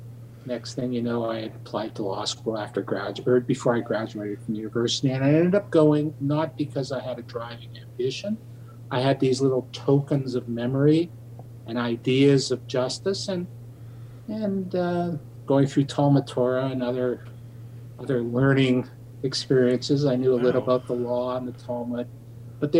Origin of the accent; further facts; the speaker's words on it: Winnipeg, Manitoba, Canada; moved away as an adult; now in Toronto, Canada; I grew up in Winnipeg. I was born and raised there. I moved to Toronto in 1976 to go to law school